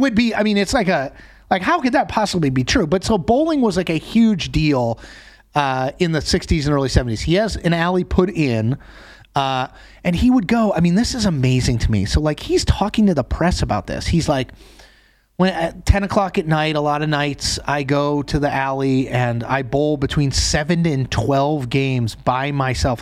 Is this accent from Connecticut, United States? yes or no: yes; Connecticut, United States; growing up in Connecticut, I did a lot of duck pin bowling